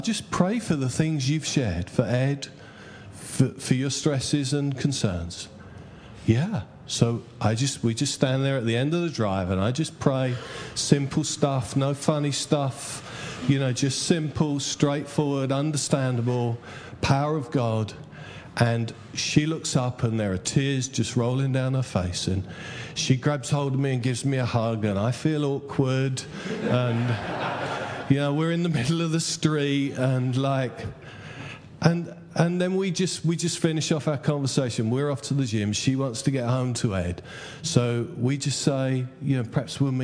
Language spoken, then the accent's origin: English; Essex, East of England, United Kingdom; I'm from Essex.